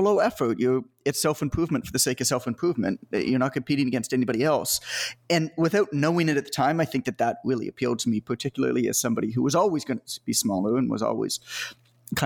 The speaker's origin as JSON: {"language": "English", "country": "Canada", "said": "I'm from Canada, so I played hockey, obviously, because that's what we do."}